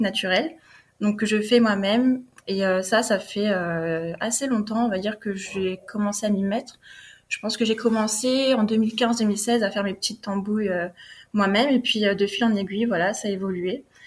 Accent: Bordeaux, Nouvelle-Aquitaine, France; moved away as an adult; also born or lived in Paris / New York / Austin, Texas; je suis originaire de Bordeaux. Donc, euh, j'ai vécu à Bordeaux jusqu'à mes 20 ans

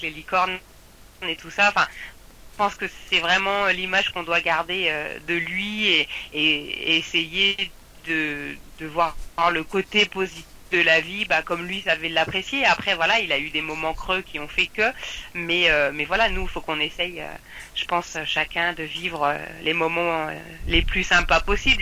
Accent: France; en tant que Français

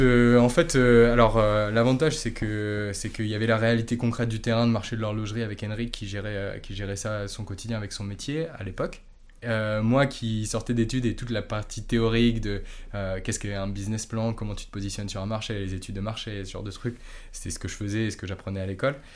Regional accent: Normandy, France; je suis normand à la base

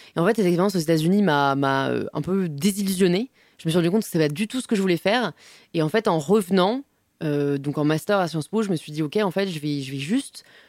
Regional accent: Paris, Île-de-France, France; j'ai grandi à Paris, je suis parisienne euh, de toujours.

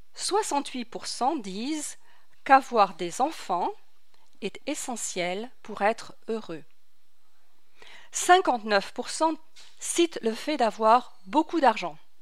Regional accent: France; moved away as an adult; also born or lived in Paris; now in Nashville, United States; je suis née à Paris, j'ai grandi en France

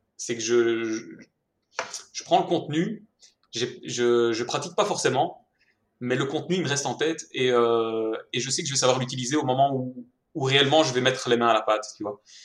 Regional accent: Mons, Wallonia, Belgium; accent: Belgian; je suis belge, si jamais ça ne s'était pas encore entendu à l'accent

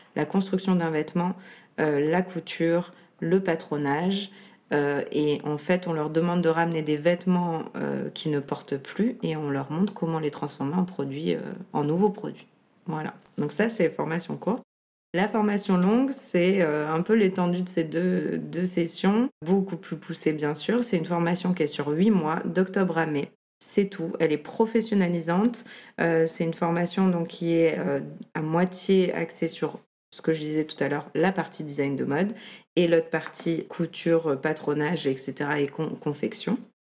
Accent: Toulon, Provence-Alpes-Côte d'Azur, France; moved away as an adult; also born or lived in Lyon / Paris / Amsterdam; now in Marseille, France; Je suis née à Toulon, donc pas, pas à Marseille, mais pas loin. J'ai grandi à Toulon

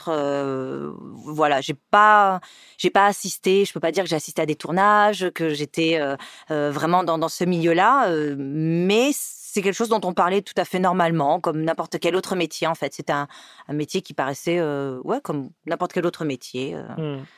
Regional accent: Montpellier, Occitania, France; also born or lived in Nîmes / Paris region; alors, je suis née à Nîmes. chance. J'ai grandi euh, un bout à Montpellier, un bout dans la région parisienne, pour revenir dans le sud

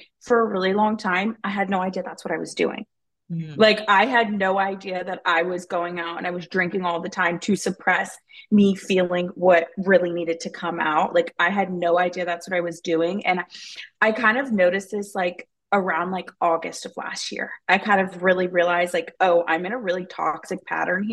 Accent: Texas, United States; moved away as an adult; also born or lived in Florida; now in Arizona, United States; I grew up in Texas

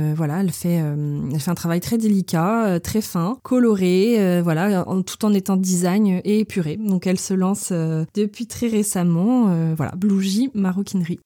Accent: Moëlan-sur-Mer, Brittany, France; also born or lived in Ploumeur / Toulouse / Quimper; now in Lorient, France; Moëlan, bah, ça reste euh, ma ville natale

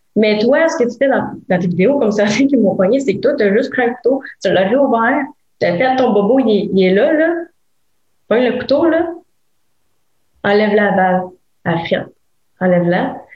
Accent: Gatineau, Quebec, Canada; je viens de Gatineau

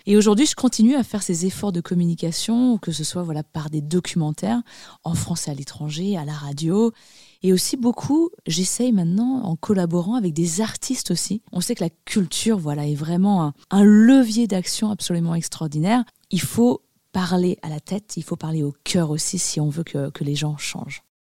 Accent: Annecy, Auvergne-Rhône-Alpes, France; J'ai grandi dans les Alpes. Je suis née à Annecy, en Haute-Savoie

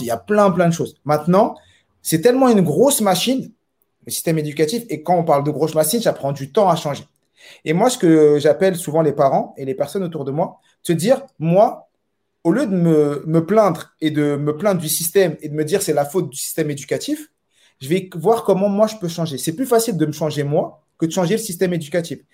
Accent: Saint-Ouen, Île-de-France, France; moved away as an adult; now in Montpellier, France; je suis de Saint-Ouen. Et euh, toujours vécu à Saint-Ouen. Je suis né à Saint-Ouen

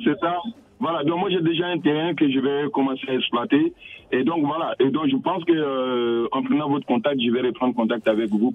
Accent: Côte d’Ivoire; moved away; je suis originaire de la Côte d'Ivoire

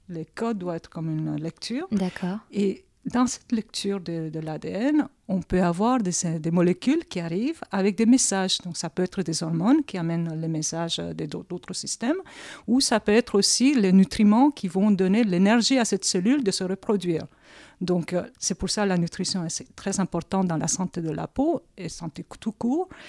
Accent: South Korea; je réponds, je suis coréenne.

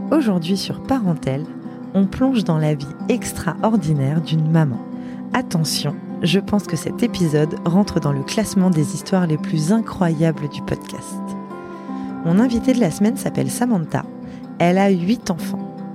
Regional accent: Toulouse, Occitania, France; Je viens de Toulouse.

